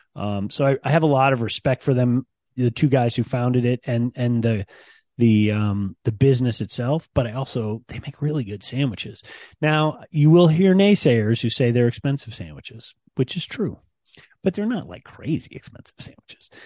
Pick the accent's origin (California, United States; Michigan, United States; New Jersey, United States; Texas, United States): Michigan, United States; Ann Arbor; moved away; I grew up in Ann Arbor, Michigan, um, and I rarely get back to my hometown